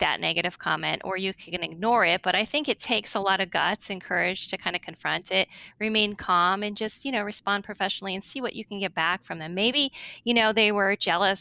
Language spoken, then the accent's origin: English; Northeast, United States; I'm from the Northeast